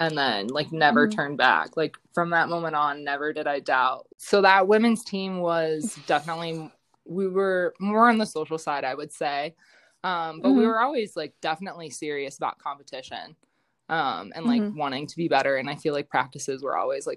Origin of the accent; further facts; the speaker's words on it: Medina, Ohio, United States; moved away as an adult; also born or lived in Colorado; I'm from Northeast Ohio. So Medina area I played for Highland